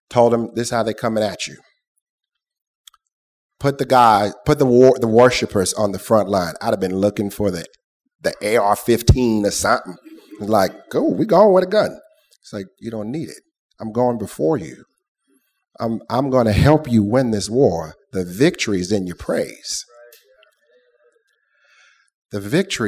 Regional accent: Lafayette, Louisiana, United States; Born and raised in North Lafayette.

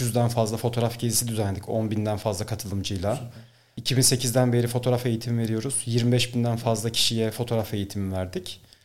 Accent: Ankara, Turkey; moved away as an adult; also born or lived in Bolu; Ankara'da doğdum, Ankara'da büyüdüm ama sonrasında üniversite için Bolu'ya gittim.

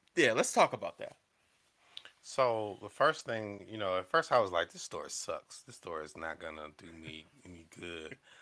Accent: the South, United States; I'm coming from the South

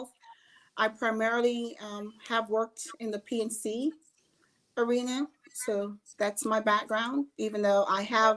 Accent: Jamaica; now in Georgia, United States; I was born in Jamaica. So that may be the only difference, is I was born in the Caribbean, in Jamaica. A very, very small town

